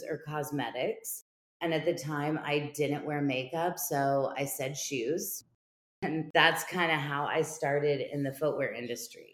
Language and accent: English; Kansas City, United States; moved away as an adult; also born or lived in Los Angeles; I ended up coming back to Kansas City, my hometown